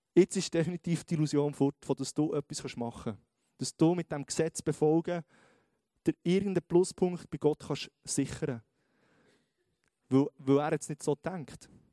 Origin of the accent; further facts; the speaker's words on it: Switzerland; wir sind Schweizer